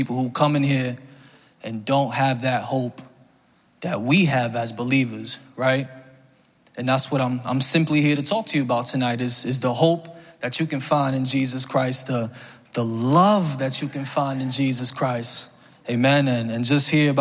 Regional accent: New York City, New York, United States; I'm from the Bronx

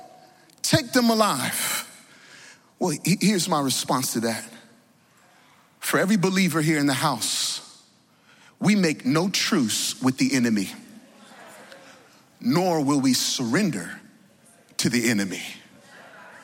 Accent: Virginia, United States; I grew up in Virginia, where everything is, you know, peace and calm

